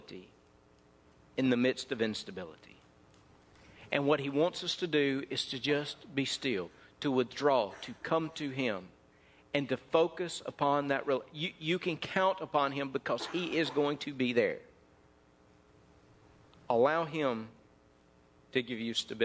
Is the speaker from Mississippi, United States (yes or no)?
yes; North Mississippi, United States; When I was raised up in North Mississippi